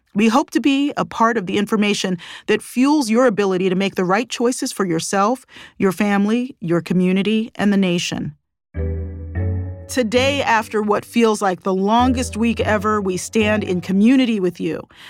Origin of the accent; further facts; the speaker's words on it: Baltimore, Maryland, United States; I grew up in Baltimore for the most part